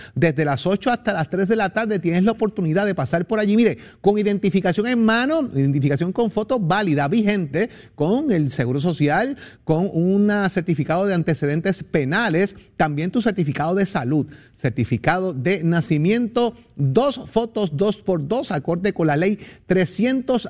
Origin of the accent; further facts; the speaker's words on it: San Juan, Puerto Rico; del barrio de allá de Sabanayana, donde yo me crié en Capetillo